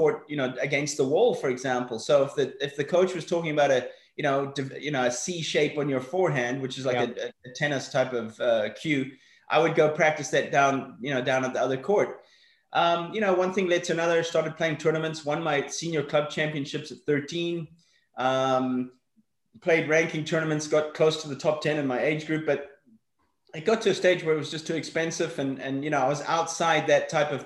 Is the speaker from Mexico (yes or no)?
no; Johannesburg, Gauteng, South Africa; also born or lived in Northern Ireland; I was actually born in Northern Ireland. We lived there until I was 6, and then we moved across to Johannesburg in the early 80s